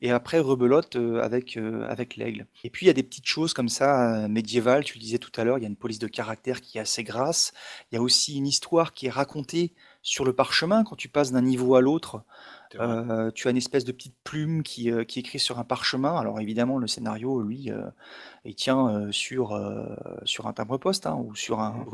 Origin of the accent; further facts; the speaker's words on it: Alsace, Grand Est, France; Chez nous en Alsace